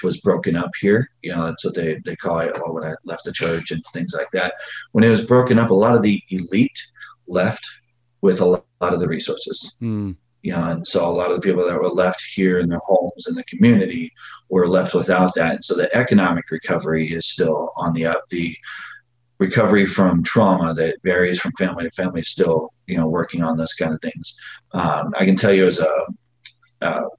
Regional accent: Phoenix, Arizona, United States; I grew up in Phoenix, Arizona, poor.

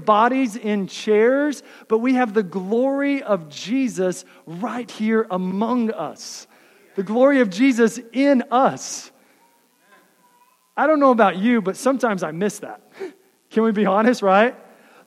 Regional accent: Texas, United States; now in Iowa, United States; I grew up in the South in Texas

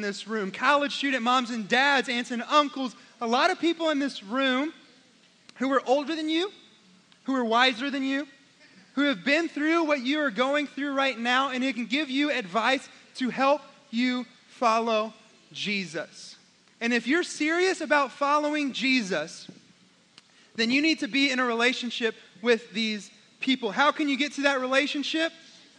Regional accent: Oklahoma, United States; I'm from Oklahoma

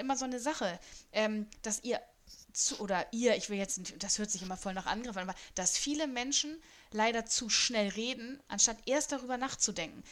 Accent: Germany; Ich bin rein deutsch

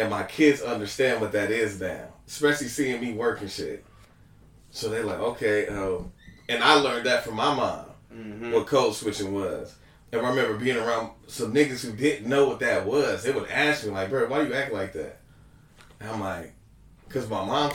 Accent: West Coast, United States; accent: West Coast with a little Southern; I have a little bit of Southern in my West Coast accent because of my upbringing.

